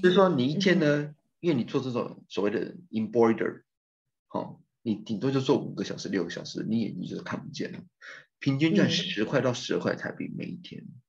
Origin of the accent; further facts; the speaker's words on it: Taiwan; now in Turkey; 我这个 course culture background，我来自于台湾